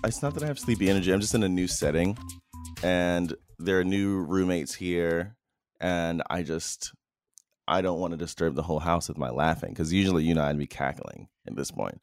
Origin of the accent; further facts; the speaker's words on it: Chicago, Illinois, United States; now in Los Angeles, United States; I'm from Chicago